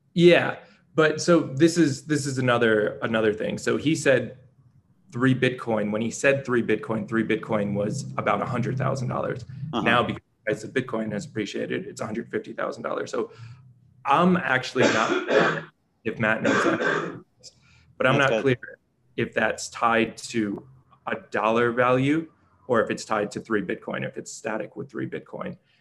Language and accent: English; New York, United States; I'm from New York, I'm from the United States